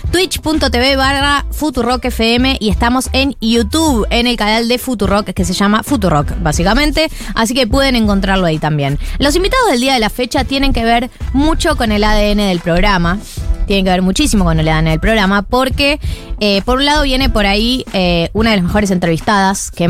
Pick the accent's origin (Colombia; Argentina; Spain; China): Argentina; Perdón, siento que soy como muy argentino para decir.